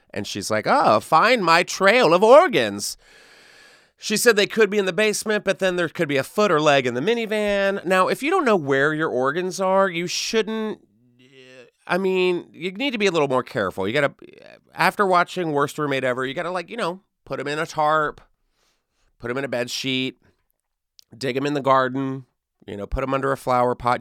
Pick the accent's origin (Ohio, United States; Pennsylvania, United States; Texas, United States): Texas, United States; Texas, my home state